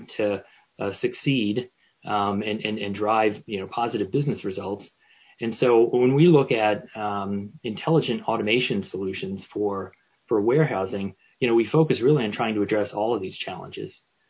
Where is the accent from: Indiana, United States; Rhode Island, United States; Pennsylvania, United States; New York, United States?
Rhode Island, United States; Newport; my hometown of Newport, Rhode Island